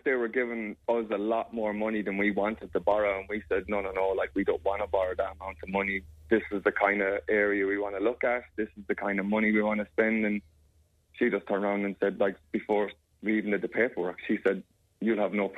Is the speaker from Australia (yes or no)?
yes; Australia; Because I'm an Australian citizen, and so is my daughter.